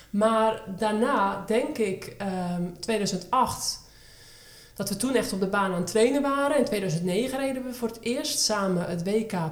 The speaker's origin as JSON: {"language": "Dutch", "town": "Harmelen", "region": "Utrecht", "country": "Netherlands", "tie": "born or raised there", "lives_now": "Woerden, Netherlands", "said": "Van 11 februari 1987, 35 jaar jong, geboren en getogen in Harmelen, woonachtig in Woerden."}